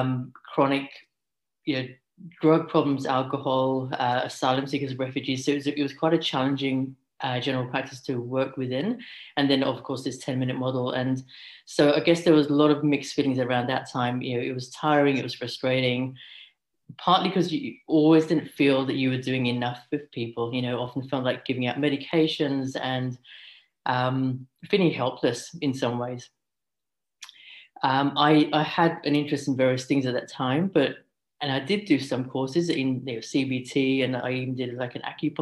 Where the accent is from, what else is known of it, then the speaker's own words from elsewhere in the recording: London, United Kingdom; moved away as an adult; now in Sydney, Australia; So I currently work as an integrative GP in Sydney, but I'm from London. I've been here for over a decade now.